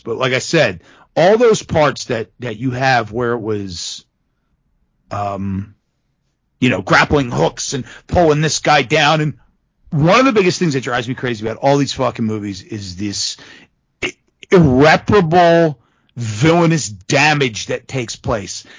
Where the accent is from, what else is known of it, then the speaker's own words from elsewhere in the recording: Philadelphia, Pennsylvania, United States; we're from Philadelphia